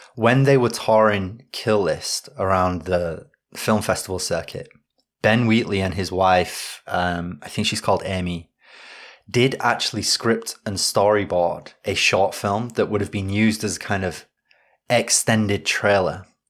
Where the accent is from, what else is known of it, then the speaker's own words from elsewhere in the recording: Yorkshire and the Humber, United Kingdom; I'm from Yorkshire